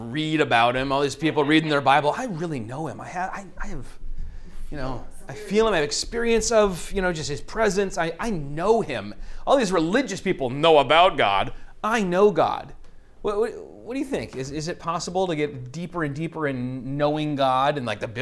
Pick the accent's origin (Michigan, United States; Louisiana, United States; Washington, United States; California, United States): Michigan, United States; Bay City; you were almost certainly Polish Catholic growing up in Bay City where we did